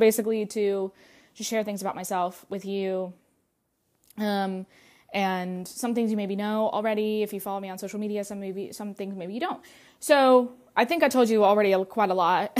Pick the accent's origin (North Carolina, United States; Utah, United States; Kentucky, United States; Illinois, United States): North Carolina, United States; first language Russian; English is a second language; moved away as an adult; also born or lived in Russia; now in Atlanta, United States; I was raised in North Carolina, but I told you that I'd lived in Russia for the first five years of my life